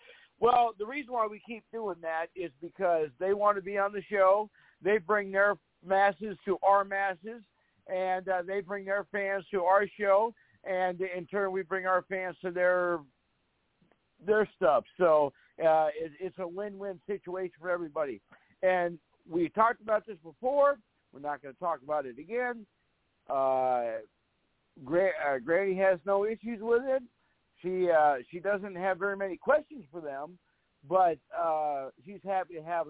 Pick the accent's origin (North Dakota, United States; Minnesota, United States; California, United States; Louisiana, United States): North Dakota, United States; Fargo; here in my hometown, when we have our high school reunions